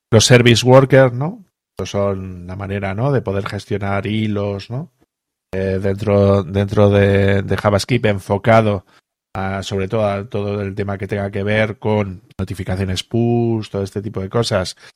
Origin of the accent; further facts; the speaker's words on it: Spain; nosotros aquí en España